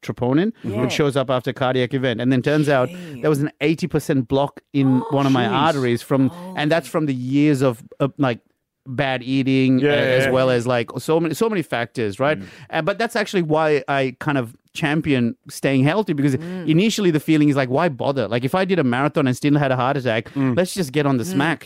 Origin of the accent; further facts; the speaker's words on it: Sri Lanka; also born or lived in India (mother's family); now in Australia; growing up in Sri Lanka in the 90s